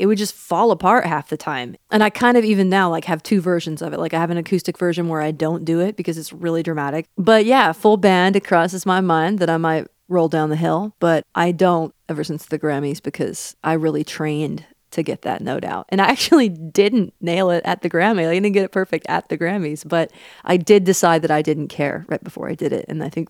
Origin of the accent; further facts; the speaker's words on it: Seattle, Washington, United States; I'm from Seattle. It's kind of a compliment to a girl from Seattle to be critically acclaimed but relatively unknown.